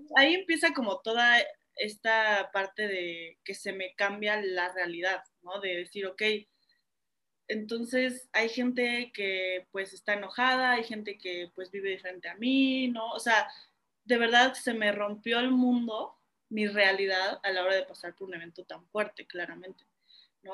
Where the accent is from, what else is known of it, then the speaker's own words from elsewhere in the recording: Cuernavaca, Morelos, Mexico; yo crecí en Cuernavaca